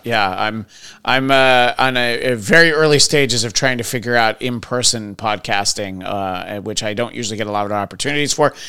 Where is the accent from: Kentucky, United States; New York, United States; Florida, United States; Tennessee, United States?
New York, United States; Middletown; I grew up in Middletown, New York